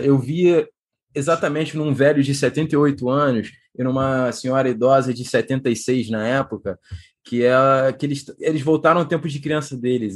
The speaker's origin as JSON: {"language": "Portuguese", "region": "Rio de Janeiro", "country": "Brazil", "tie": "born or raised there", "also_born_or_lived": "Poland / Portugal", "moved": "as an adult", "said": "Eu sou nascido e criado aqui na Taquara. Hoje em dia eu voltei aqui para ver meus avós"}